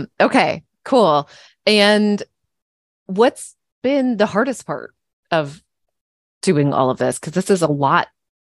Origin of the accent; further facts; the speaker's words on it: Kentucky, United States; I grew up in Kentucky, and, you know, college basketball there is like, life.